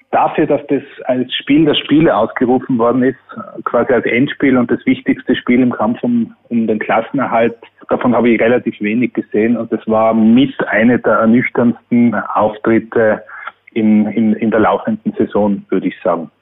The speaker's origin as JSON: {"language": "German", "region": "Tyrol", "country": "Austria", "said": "ich bin als Tiroler"}